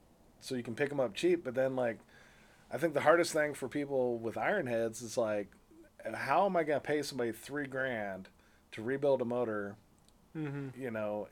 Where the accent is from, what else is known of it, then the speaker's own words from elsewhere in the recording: California, United States; moved away as an adult; also born or lived in San Diego; now in Virginia, United States; I grew up in California